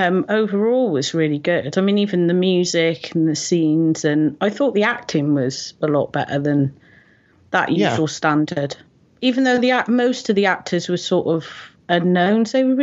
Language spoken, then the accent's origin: English; Hot Fuzz country, South West England, United Kingdom; now I come from, actually, the village that I live in is where Simon Pegg is from. He was lucky enough to escape. So I'm from Hot Fuzz country.